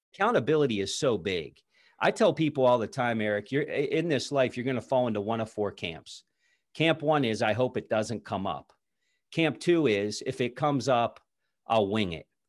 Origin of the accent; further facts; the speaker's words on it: south of Pittsburgh, southwestern Pennsylvania, United States; I grew up in southwestern Pennsylvania, just south of, uh, the city of Pittsburgh